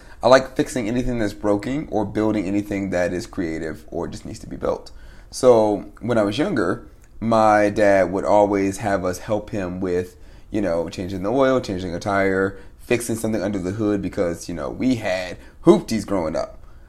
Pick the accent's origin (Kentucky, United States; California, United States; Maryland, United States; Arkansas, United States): Maryland, United States; Fort Washington; Actually, no, I was born in Fort Washington, Maryland, really.